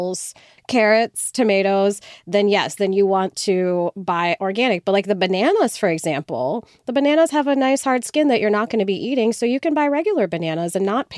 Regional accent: India; moved away; I'm Indian. I grew up in India, partially

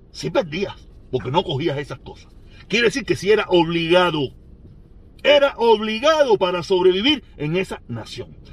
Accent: Pinar del Río, Cuba; also born or lived in Vedado, Havana; soy pinareño, aunque yo nací en el Vedado

